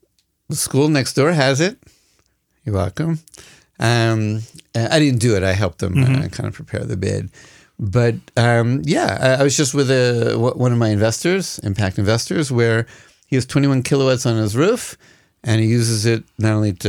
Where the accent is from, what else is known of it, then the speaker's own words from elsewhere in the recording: Massachusetts, United States; now in Israel; Well, I am from Massachusetts, but Lahavdil, I ain't no Kennedy.